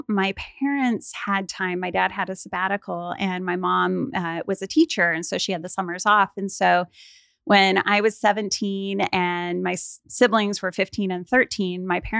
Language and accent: English; Mount Vernon, Washington, United States; I grew up in Mount Vernon, Washington. So an hour north of Seattle.